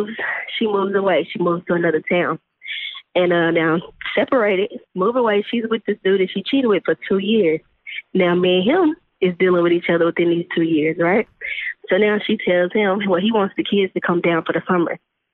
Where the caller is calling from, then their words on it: Texas, United States; calling from Texas.